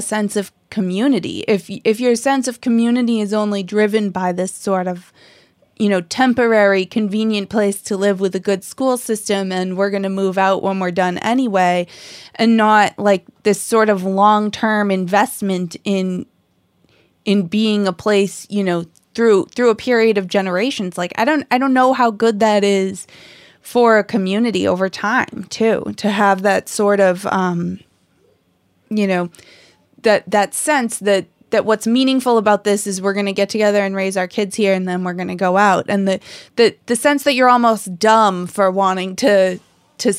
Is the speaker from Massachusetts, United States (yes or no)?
yes; Lexington, Massachusetts, United States; I grew up in Lexington